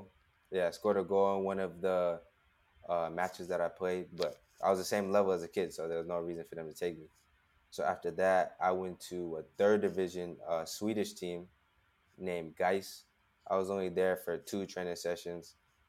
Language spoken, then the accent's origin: English; West Coast, United States; I'm from Las Vegas, I'm from LA, I'm from the West Coast. I'm used to warm weather.